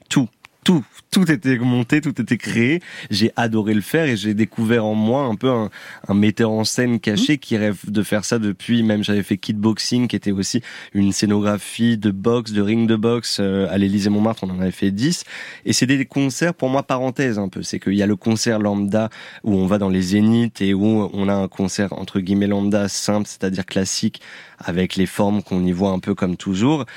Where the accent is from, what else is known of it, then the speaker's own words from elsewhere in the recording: Réunion; je suis originaire de la Réunion